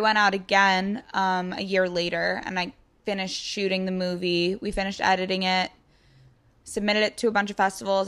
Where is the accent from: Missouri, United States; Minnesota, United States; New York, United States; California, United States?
New York, United States; Long Island; moved away as an adult; now in New York City, United States; I'm from Long Island. I've lived in the city for a while.